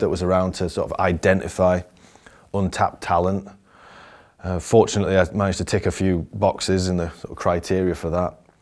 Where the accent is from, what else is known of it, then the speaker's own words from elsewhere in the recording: Barnsley, Yorkshire and the Humber, United Kingdom; also born or lived in Denby Dale; I was from Barnsley in, uh, it's in the north of England.